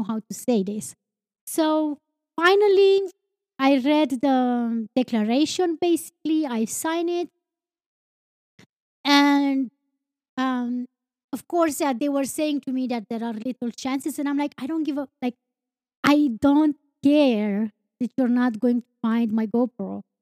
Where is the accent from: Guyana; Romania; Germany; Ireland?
Romania; I'm not from United States. And he's like, where are you from? And I'm like, Romania